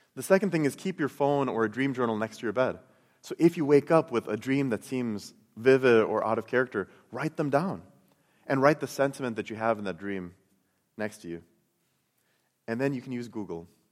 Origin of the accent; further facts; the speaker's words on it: Chicago, Illinois, United States; I, I grew up in Chicago